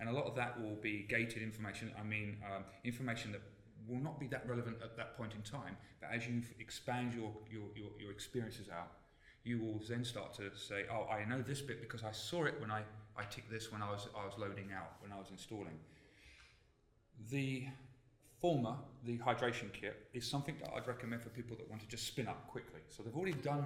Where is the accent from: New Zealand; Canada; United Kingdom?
United Kingdom; London; I come from London